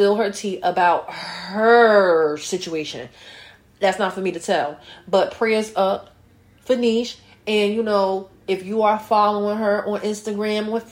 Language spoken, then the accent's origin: English; North New Jersey, United States; North New Jersey again. My hometown.